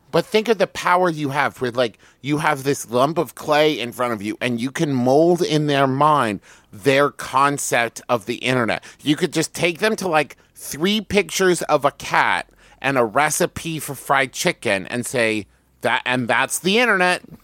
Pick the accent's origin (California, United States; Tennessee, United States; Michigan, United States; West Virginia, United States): West Virginia, United States; Huntington; growing up in Huntington